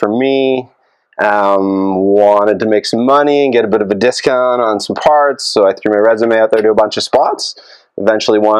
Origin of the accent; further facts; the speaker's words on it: Iroquois, Ontario, Canada; moved away as an adult; now in London, Canada; grew up in a small town, Eastern Ontario, 401, right between Cornwall and Brockville